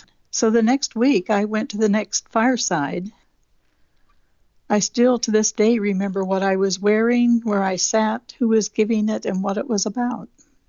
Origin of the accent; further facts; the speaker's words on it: Southeast Alaska, United States; also born or lived in Juneau, Alaska; born and raised in Southeast Alaska, and I was raised Catholic in a small village on an island. When I got to high school age, I had to board with different families in Juneau